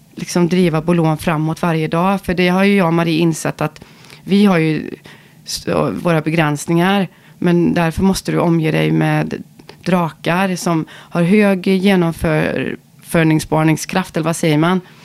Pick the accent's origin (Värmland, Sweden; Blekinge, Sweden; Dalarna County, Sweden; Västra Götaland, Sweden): Västra Götaland, Sweden; Ulricehamn; vi kommer från Ulricehamn